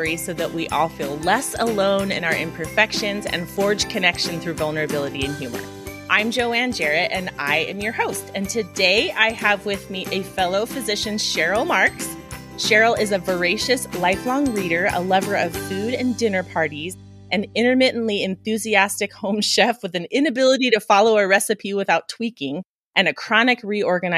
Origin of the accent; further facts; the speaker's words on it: Reno, Nevada, United States; moved away as an adult; also born or lived in Seattle, Washington; med school back at UNR in my hometown